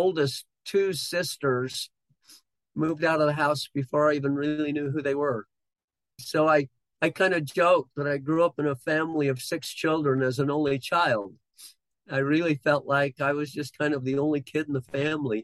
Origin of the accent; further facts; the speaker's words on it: Bountiful, Utah, United States; grew up in Bountiful, Utah, and I've lived in this same kind of general area my whole life